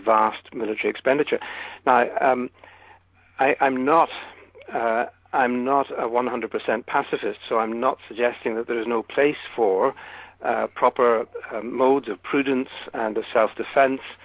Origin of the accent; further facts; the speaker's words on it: United Kingdom; I'm British